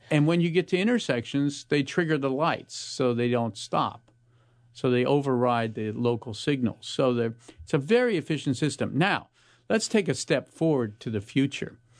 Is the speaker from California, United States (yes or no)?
yes; Palo Alto, California, United States; I grew up in Palo Alto